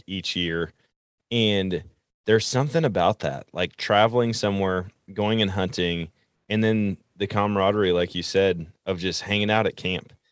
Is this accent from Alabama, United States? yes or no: no; Wisconsin, United States; I grew up in Wisconsin